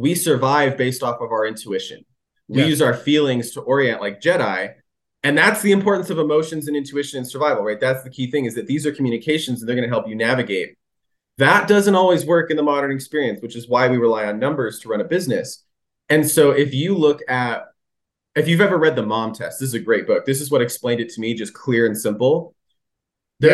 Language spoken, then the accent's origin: English; California, United States; I grew up in California